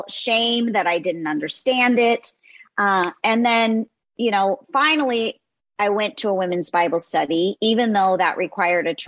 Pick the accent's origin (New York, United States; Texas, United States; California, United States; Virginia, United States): California, United States; Los Angeles; as a teenage girl growing up in Southern California